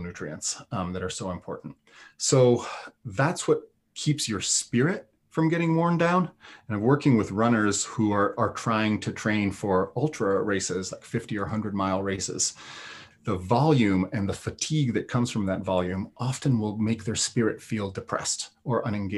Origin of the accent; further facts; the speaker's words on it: Italy; also born or lived in Kansas City; now in Vermont, United States; I grew up in the Alps